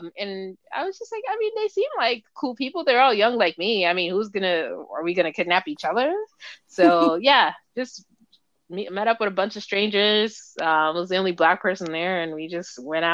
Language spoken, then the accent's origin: English; Nigeria; moved away; I grew up in Nigeria